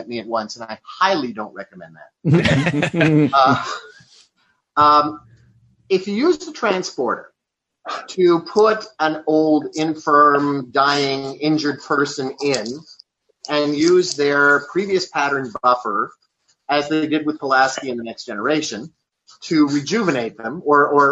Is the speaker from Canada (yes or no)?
yes; Canada; I'm from Canada